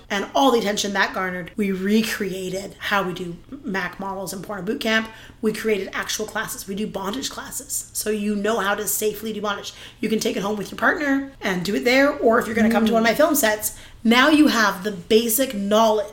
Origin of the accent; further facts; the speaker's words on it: Canada; we're Canadian